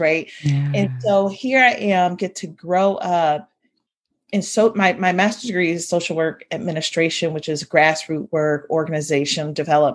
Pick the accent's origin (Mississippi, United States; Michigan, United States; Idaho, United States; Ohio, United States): Ohio, United States; I grew up in Ohio with Sunday being the most segregated time of the hour